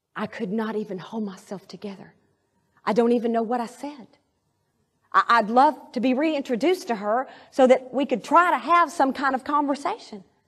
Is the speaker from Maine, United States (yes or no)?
no; Arkadelphia, Arkansas, United States; moved away; my hometown in Arkadelphia